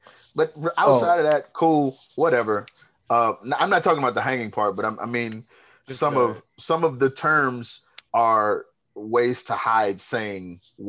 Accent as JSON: {"language": "English", "country": "United States", "tie": "born or raised there", "said": "I'm American because I was born here. This is where I have my citizenship."}